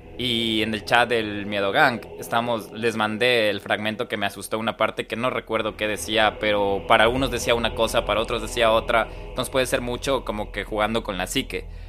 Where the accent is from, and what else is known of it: Ecuador; moved away